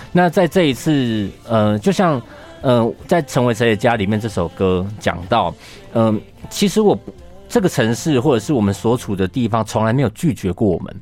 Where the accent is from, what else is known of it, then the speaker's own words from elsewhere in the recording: Keelung, Taiwan; now in Taipei, Taiwan; 一样是基隆人的…